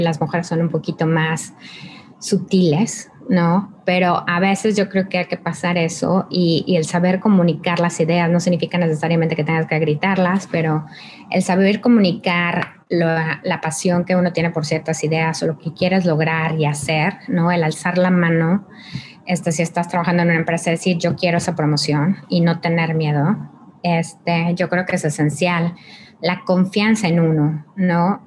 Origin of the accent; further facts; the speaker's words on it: Mexico; yo soy mexicana